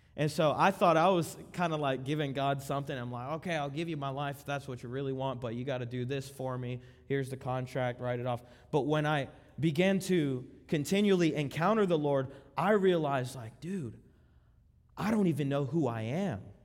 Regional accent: Miami, Florida, United States; also born or lived in Lakeland, Florida; we were born and raised in Miami. Miami, around that area, nine five four area code, Broward County.

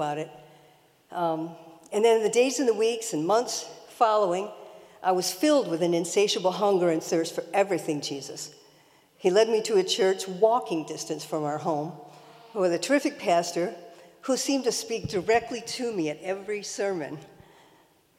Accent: Detroit, Michigan, United States; I grew up in Detroit with two older brothers

